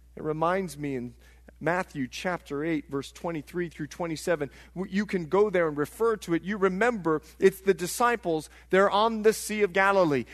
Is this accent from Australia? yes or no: no; Bahamas; moved away; I'm from the Bahamas